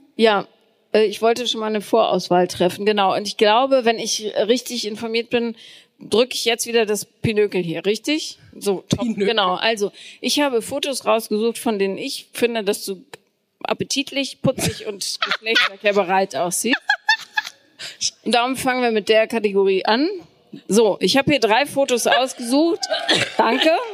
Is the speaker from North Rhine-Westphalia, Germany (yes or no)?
yes; Bonn, North Rhine-Westphalia, Germany; ich bin in Bonn aufgewachsen